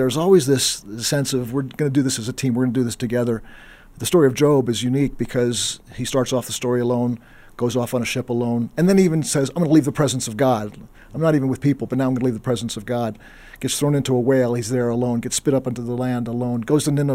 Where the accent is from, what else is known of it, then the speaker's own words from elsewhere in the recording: East Texas, United States; I grew up in East Texas, in the late 70s, early 80s